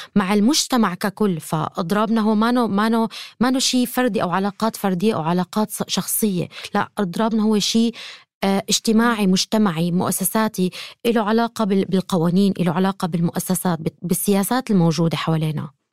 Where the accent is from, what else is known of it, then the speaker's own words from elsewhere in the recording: Syria; انا كامراه سوريه